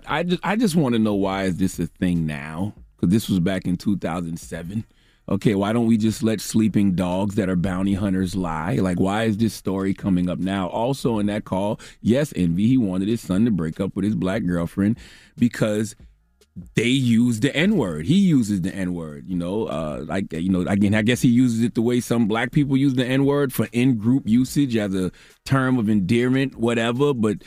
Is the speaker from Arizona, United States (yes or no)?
no; South Carolina, United States; Okay, especially black women from the South. I'm from South Carolina.